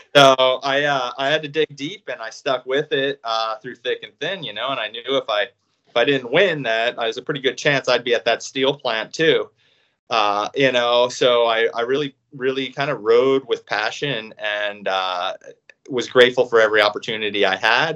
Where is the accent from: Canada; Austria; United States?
United States; Reading, Pennsylvania; I grew up in Reading, Pennsylvania